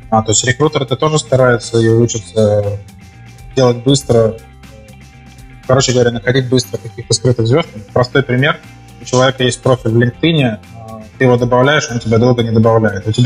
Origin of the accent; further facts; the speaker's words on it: Novosibirsk, Novosibirsk Oblast, Russia; moved away; Ну да, я, я, нет, я из Новосибирска как бы, приехал.